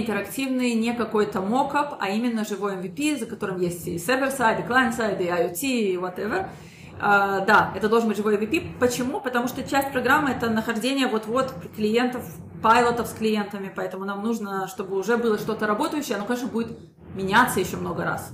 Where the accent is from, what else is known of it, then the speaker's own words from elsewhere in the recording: Israel; also born or lived in Minsk, Belarus; я родилась в Минске и приехала сюда, в Израиль, когда я была совсем маленькой, закончила здесь школу